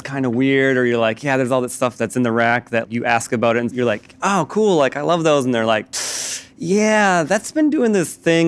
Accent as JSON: {"language": "English", "region": "Midwest", "country": "United States", "said": "I'm from the Midwest, I tend towards being anxious"}